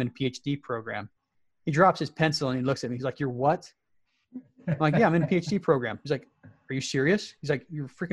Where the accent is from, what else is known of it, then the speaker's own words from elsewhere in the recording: Salt Lake City, Utah, United States; moved away as an adult; I was born and raised in the Salt Lake City area